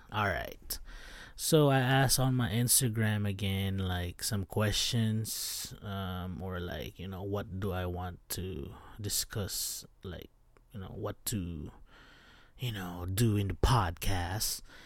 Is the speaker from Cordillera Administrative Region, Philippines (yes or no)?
yes; Baguio, Cordillera Administrative Region, Philippines; moved away; I'm from Baguio City in the Philippines